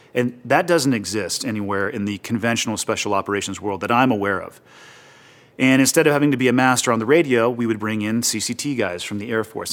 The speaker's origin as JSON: {"language": "English", "town": "Santa Cruz", "region": "California", "country": "United States", "tie": "born or raised there", "also_born_or_lived": "Montana", "moved": "yes", "said": "I was born and raised in Santa Cruz, California, uh, basically right in the middle of the state, ocean town."}